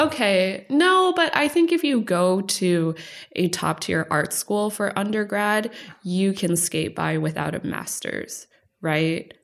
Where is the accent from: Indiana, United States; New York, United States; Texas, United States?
Texas, United States; moved away; also born or lived in Los Angeles; Growing up in Texas, we moved around, ended up in Texas